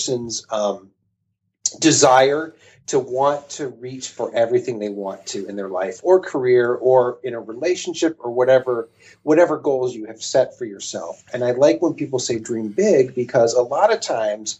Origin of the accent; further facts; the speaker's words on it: Cleveland, Ohio, United States; also born or lived in New York / Mentor, Ohio; I'm from Cleveland, Ohio